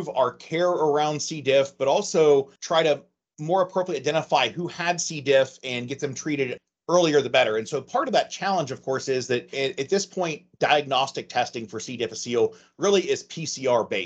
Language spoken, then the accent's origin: English; Ohio, United States; moved away as an adult; also born or lived in Bethesda, Maryland / Portsmouth, Ohio; I grew up in Ohio